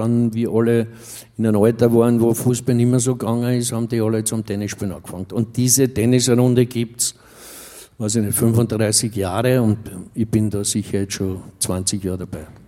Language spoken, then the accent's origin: German; Vienna, Austria; Austria Rapid, das ist mein Derby in meiner Heimat.